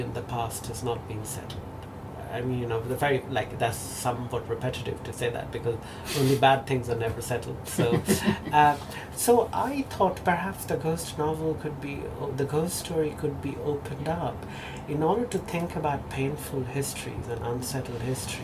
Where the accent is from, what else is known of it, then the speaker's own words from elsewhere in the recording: India; first language Bengali; English is a second language; moved away as an adult; the country of my birth? Yes and no. I go back to India every year